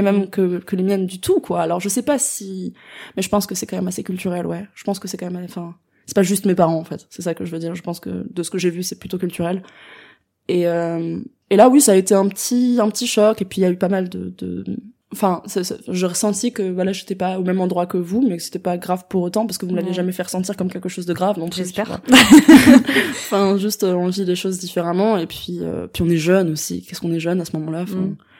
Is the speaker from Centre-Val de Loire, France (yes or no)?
no; Strasbourg, Grand Est, France; moved away as an adult; now in Paris, France; je suis née, j'ai grandi à Strasbourg jusqu'à mes 18 ans.